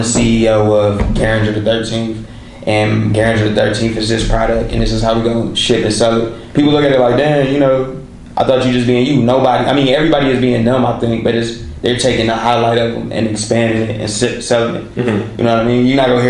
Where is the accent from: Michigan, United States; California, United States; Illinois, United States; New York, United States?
Michigan, United States; Pontiac; I'm this kid from Pontiac, Michigan